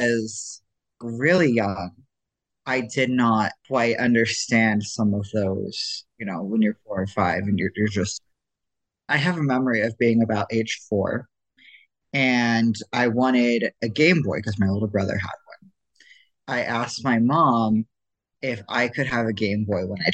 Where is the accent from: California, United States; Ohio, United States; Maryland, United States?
Ohio, United States; moved away as an adult; also born or lived in Idaho; I grew up Mormon, and I grew up in Ohio